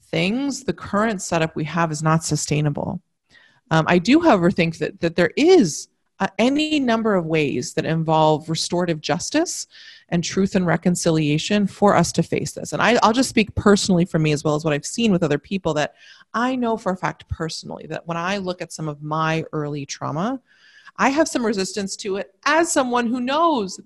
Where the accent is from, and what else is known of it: United States